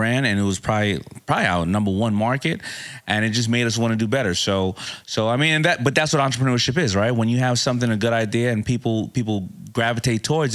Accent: New York City, New York, United States; I'm from Hollis, Queens

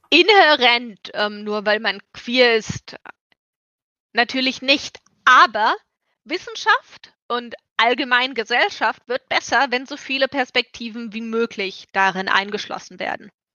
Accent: Germany; ich bin aus Deutschland, ich habe einen europäischen Pass

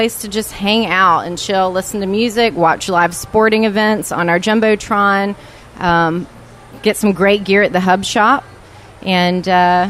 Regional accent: Enterprise, Alabama, United States; also born or lived in Franklin, Tennessee; now in 30A, Florida, United States; I'm originally from Enterprise, Alabama, and yeah. I've been in the area for about 3 years now. And okay. I moved here from Franklin, Tennessee.

